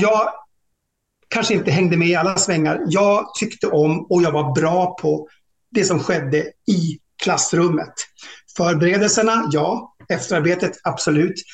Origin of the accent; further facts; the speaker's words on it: Tärnaby, Västerbotten County, Sweden; also born or lived in Norra Fjällnäs / Lycksele / Storuman / Umeå; det var en jättebra uppväxt och jag, jag är hemma i Tärnaby rätt så ofta